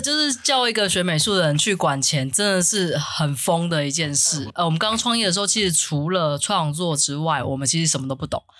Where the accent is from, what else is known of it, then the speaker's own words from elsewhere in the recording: Taiwan; accent: Taiwanese accent (台腔); 我要抬腔或者是抬语